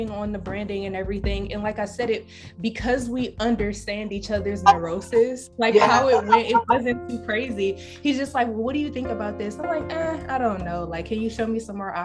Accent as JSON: {"language": "English", "town": "Detroit", "region": "Michigan", "country": "United States", "tie": "born or raised there", "moved": "as an adult", "lives_now": "New York, United States", "said": "I grew up in Detroit, like I said. So none of my family is here. All of my family is in Detroit"}